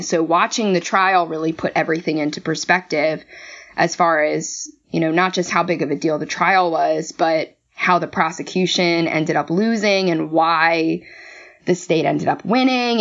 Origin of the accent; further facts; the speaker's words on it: Maryland, United States; I hail from Maryland originally